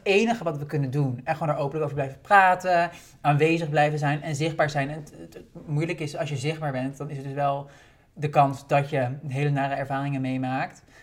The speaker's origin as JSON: {"language": "Dutch", "town": "Haarlem", "region": "North Holland", "country": "Netherlands", "also_born_or_lived": "Bloemendaal", "said": "ik kom uit Haarlem en Bloemendaal"}